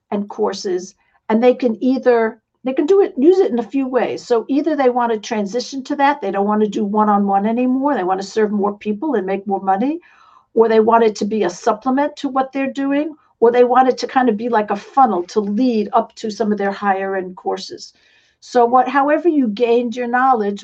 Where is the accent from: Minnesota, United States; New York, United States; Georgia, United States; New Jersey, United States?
New York, United States; New York City; accent: New York; moved away; I come from New York City. Some of you might still recognize I have a little bit of an accent